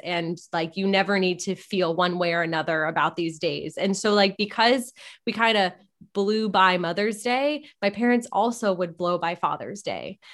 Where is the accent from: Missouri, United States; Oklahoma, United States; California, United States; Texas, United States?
California, United States; Malibu; I was born and raised in Malibu